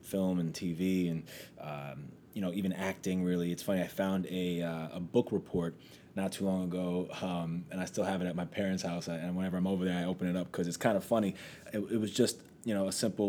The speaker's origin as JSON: {"language": "English", "area": "Long Island", "region": "New York", "country": "United States", "tie": "born or raised there", "also_born_or_lived": "Los Angeles, California", "accent": "New York", "said": "But grew up on Long Island"}